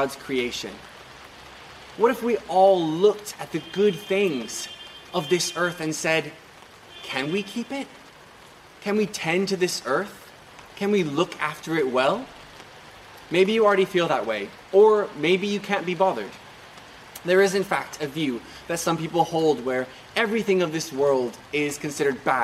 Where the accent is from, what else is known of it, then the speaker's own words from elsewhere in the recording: Macau; now in England; when I was growing up in Macau, when I was about 7 or 8 years old, we moved house.